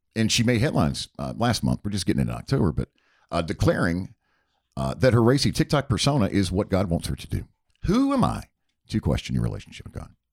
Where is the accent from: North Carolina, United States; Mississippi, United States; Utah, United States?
North Carolina, United States; Charlotte; growing up outside of Charlotte, North Carolina